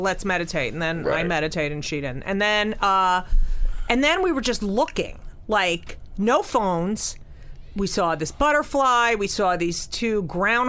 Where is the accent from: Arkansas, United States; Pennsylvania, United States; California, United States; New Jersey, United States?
New Jersey, United States; Clark; also born or lived in Newark, New Jersey / Elizabeth, New Jersey; I grew up in Clark